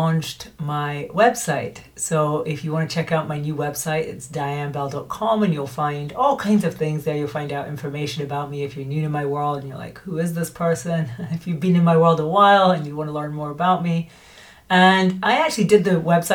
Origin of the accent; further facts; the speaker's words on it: Scotland, United Kingdom; moved away as an adult; also born or lived in United States; now in Spain; I'm Scottish by birth, but I moved to America in 2006 and lived there until 2022, and I became an American citizen.